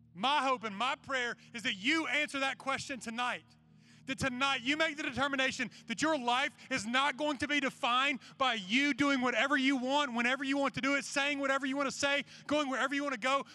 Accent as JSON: {"language": "English", "region": "Georgia", "country": "United States", "tie": "born or raised there", "said": "when I was growing up in Georgia"}